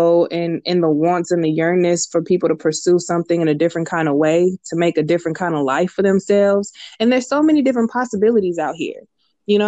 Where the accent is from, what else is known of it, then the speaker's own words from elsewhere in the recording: Richmond, California, United States; now in San Leandro, United States; I'm from Richmond.